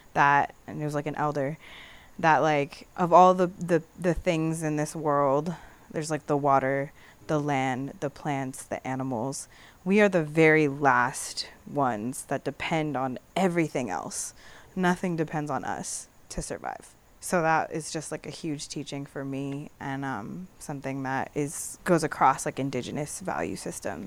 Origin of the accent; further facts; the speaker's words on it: San Pedro, California, United States; I grew up in San Pedro